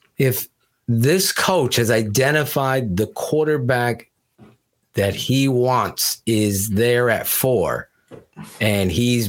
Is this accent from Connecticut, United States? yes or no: yes; Wallingford, Connecticut, United States; right the next town over where I grew up in Wallingford, Connecticut